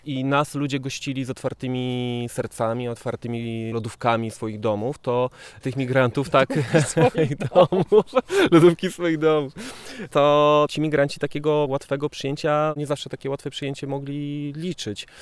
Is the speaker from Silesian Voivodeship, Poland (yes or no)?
yes; Żory, Silesian Voivodeship, Poland; ja jestem z Żor